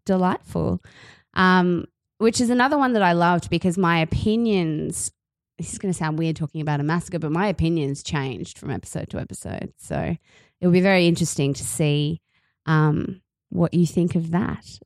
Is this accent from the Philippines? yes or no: no; Australia; accent: Aussie; the Aussie accent grated on me because it's my accent.